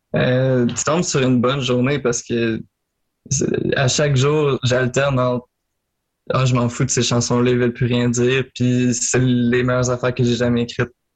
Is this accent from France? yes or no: no; Marieville, Quebec, Canada; je viens de Marieville. En Montérégie, là, sur la rive sud